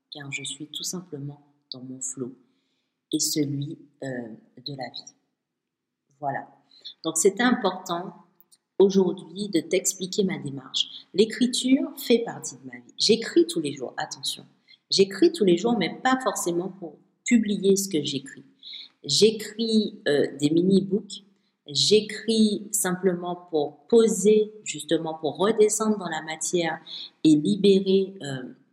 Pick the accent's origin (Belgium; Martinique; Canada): Martinique; Chez moi, à Martinique